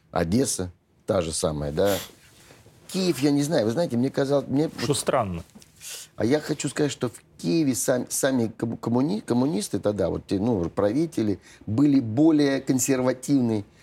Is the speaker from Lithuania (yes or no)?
no; Saint Petersburg, Russia; now in Moscow, Russia; ну, я же тоже из Ленинграда переехал в Москву